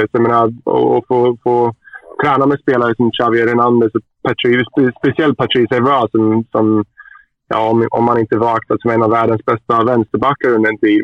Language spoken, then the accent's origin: Swedish; Västerås, Västmanland, Sweden; moved away as an adult; also born or lived in Borlänge, Dalarna County, Sweden; now in England; Flyttade sedan till Västerås